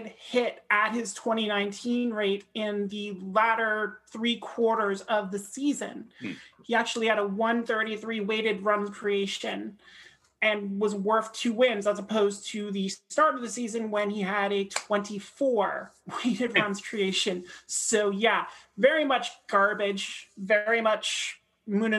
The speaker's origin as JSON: {"language": "English", "country": "Canada"}